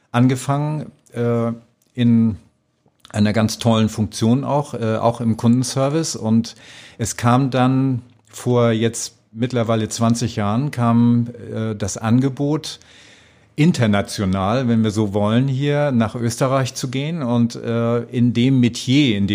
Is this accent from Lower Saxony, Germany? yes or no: no; Schleswig-Holstein, Germany; now in Austria; Ja, also ich komme äh, aus einem kleinen Dorf an der Nordsee. Das ist fast an der dänischen Grenze.